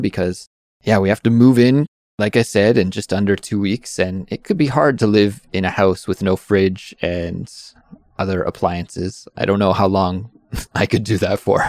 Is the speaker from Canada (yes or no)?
yes; Canada; moved away; I'm from Canada